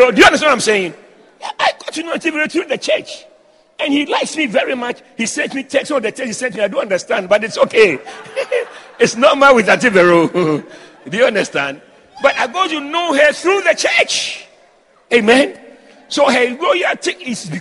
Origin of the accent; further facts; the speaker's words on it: Ghana; I'm from Ghana